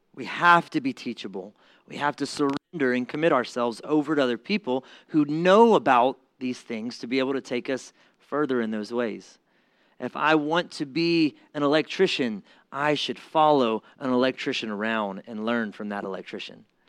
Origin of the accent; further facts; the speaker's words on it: Mississippi, United States; I'm from Mississippi.